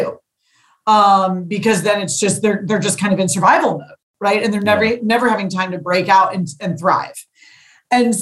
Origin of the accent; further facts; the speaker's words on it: St. Louis, Missouri, United States; I'm a St. Louisan born and bred. I love my hometown